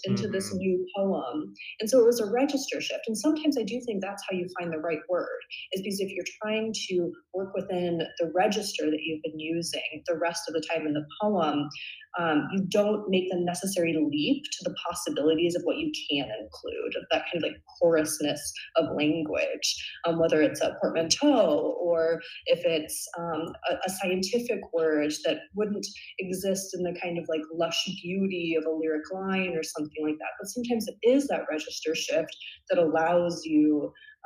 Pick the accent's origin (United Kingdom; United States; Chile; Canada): United States; Ashland, Oregon; moved away; also born or lived in Bay Area, California; I'm from Ashland, Oregon. So it's a small town in Southern Oregon and it's famous for its Shakespeare Festival. So I grew up with kind of Shakespeare in my veins a little bit.